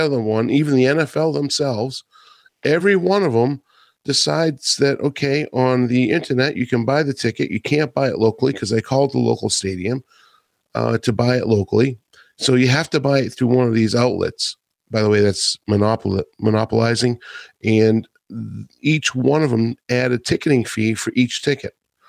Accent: Atlanta, Georgia, United States; in my hometown here in Atlanta.

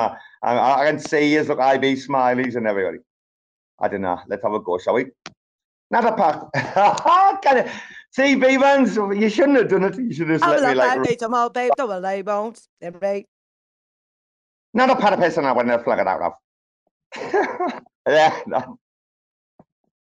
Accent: England, United Kingdom; I'm English

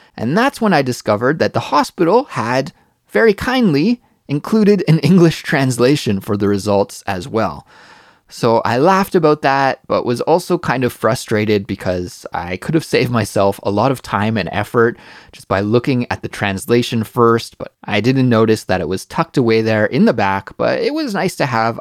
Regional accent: Canada; now in Korea; As a Canadian

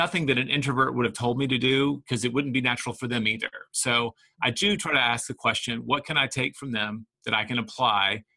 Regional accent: the South, United States; now in Austin, United States; For a Southerner, right, all of my family already thought I was from the North

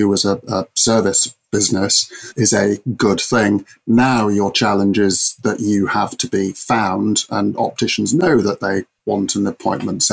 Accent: Cambridge, East of England, United Kingdom; I'm from proper Cambridge

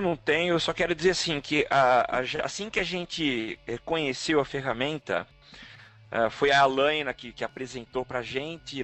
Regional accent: São Carlos, São Paulo, Brazil; eu sou de São Carlos

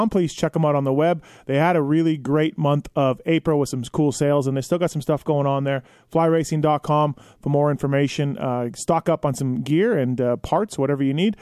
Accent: Canada; my home country of Canada

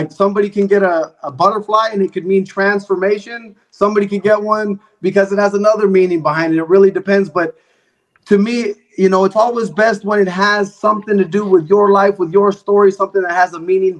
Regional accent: Bay Area, California, United States; I grew up in the Bay Area.

